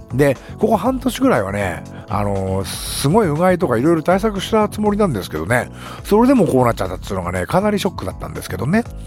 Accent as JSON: {"language": "Japanese", "region": "Nagano", "country": "Japan", "tie": "born or raised there", "said": "地元長野県"}